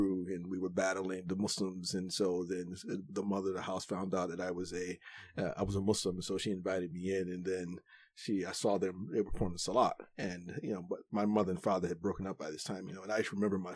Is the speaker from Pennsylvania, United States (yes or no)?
yes; Philadelphia, Pennsylvania, United States; also born or lived in Chicago, Illinois; I was born in Philadelphia, and immediately after I was born, my family moved to Chicago